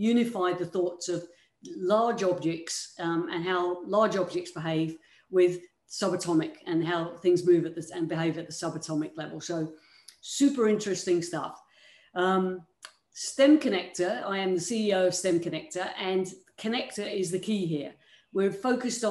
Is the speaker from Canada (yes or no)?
no; United Kingdom; moved away; you can probably tell by my accent, I'm not originally from these parts. I came from the United Kingdom